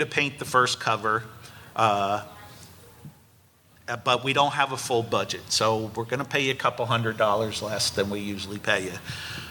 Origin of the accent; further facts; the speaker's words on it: New Jersey, United States; I grew up in New Jersey